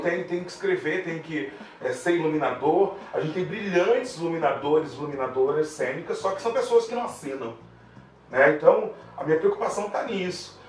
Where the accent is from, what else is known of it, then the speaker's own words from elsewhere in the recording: Brazil; a gente como brasileiro